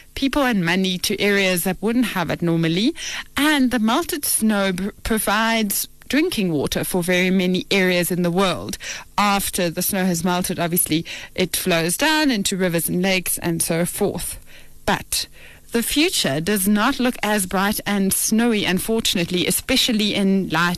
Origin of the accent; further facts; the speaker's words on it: South Africa; I'm a South African child